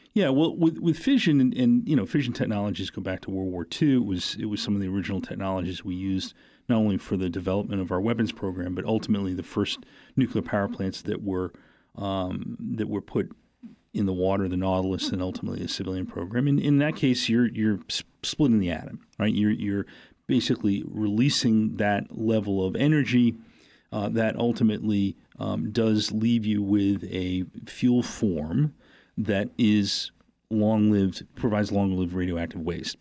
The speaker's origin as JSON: {"language": "English", "region": "New Hampshire", "country": "United States", "tie": "born or raised there", "moved": "yes", "said": "growing up in New Hampshire and being involved in, in the political campaigns"}